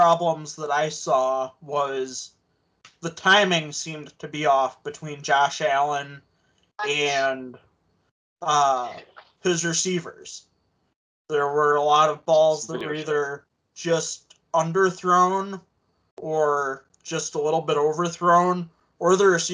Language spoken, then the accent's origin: English; Ottawa, Ontario, Canada; I was born in Ottawa